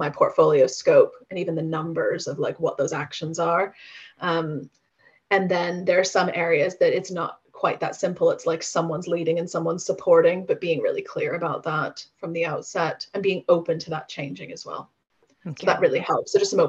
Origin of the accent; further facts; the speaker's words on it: United States; American, although I'll be back in the US in August for 2 weeks. And then if you'd interviewed me then my accent would have been much broader then.